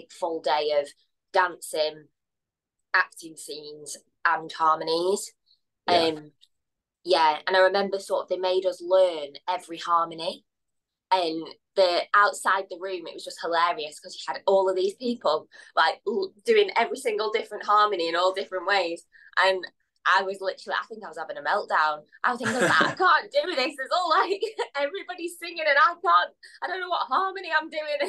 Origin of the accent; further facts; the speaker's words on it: Blackpool, North West England, United Kingdom; I grew up in Blackpool